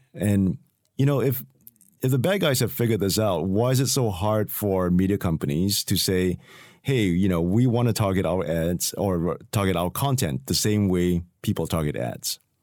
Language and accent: English; Singapore; I come from Singapore